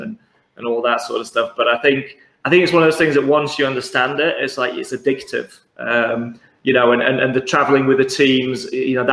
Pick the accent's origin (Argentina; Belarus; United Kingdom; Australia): United Kingdom; London; we're from London.